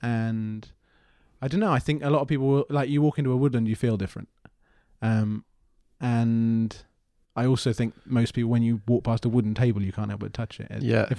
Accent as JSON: {"language": "English", "region": "South East England", "country": "United Kingdom", "tie": "born or raised there", "also_born_or_lived": "Plymouth", "moved": "as an adult", "said": "Grew up just outside London."}